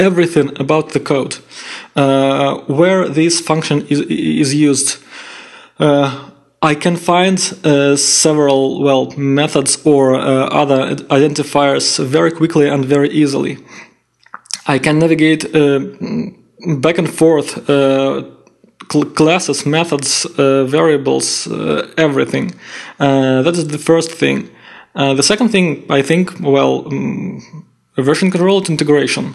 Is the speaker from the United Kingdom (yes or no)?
no; Saint Petersburg, Russia; English is a second language; I'm from Russia, from St. Petersburg